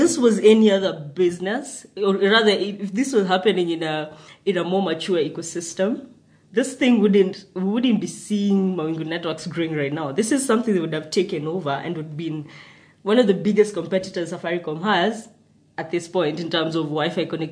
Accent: Nakuru, Nakuru County, Kenya; I grew up in Nakuru.

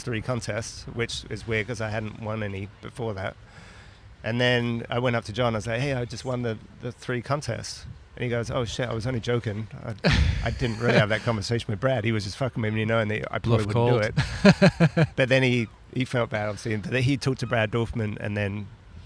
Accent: Brighton, South East England, United Kingdom; moved away; I came from Brighton

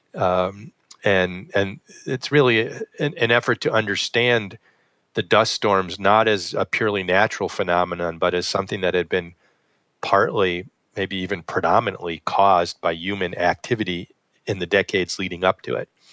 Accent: West Hartford, Connecticut, United States; now in Buffalo, United States; I grew up in West Hartford, Connecticut

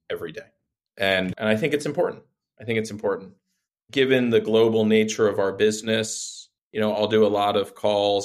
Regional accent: Reston, Virginia, United States; I had a job in my hometown in Northern Virginia, Reston, Virginia

